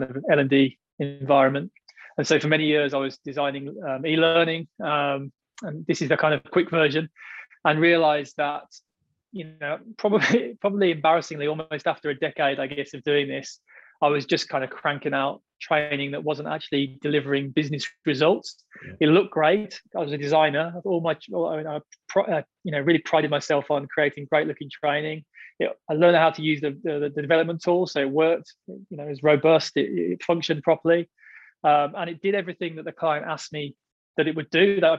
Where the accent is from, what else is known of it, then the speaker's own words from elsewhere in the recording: United Kingdom; now in Australia; I'm British, but now I live in Australia